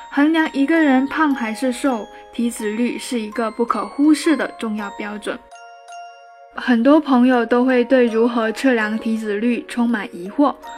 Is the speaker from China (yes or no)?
yes; China; 我们中国人